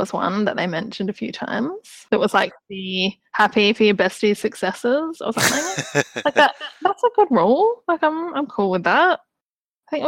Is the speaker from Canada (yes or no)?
no; Australia; as an Australian